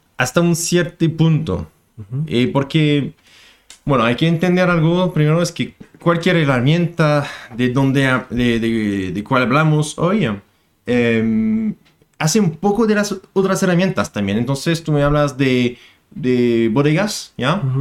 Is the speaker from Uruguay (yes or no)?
no; France; moved away as an adult; now in Chile; un expatriado aquí en Chile. Soy francés